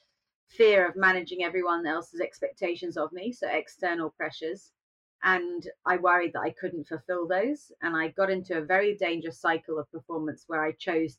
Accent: United Kingdom; being British

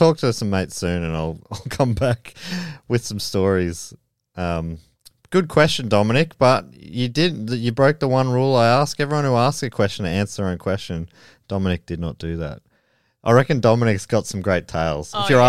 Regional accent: Wisconsin, United States; I was born and raised in Wisconsin.

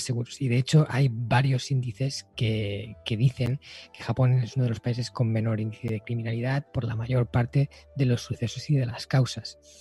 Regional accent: Spain; aquí en mi país, ¿no? En España

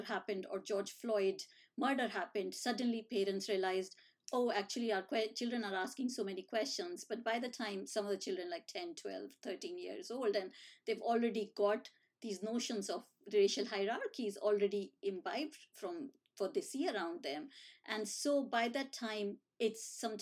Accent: India; moved away as an adult; now in United Kingdom; when I was growing up in India.

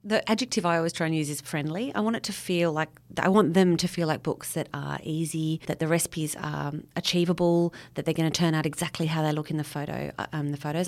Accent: Sydney, New South Wales, Australia; moved away as an adult; now in west of Orange, Australia; I grew up in Sydney

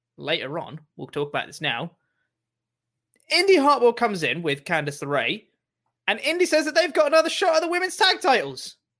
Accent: England, United Kingdom; as an English man

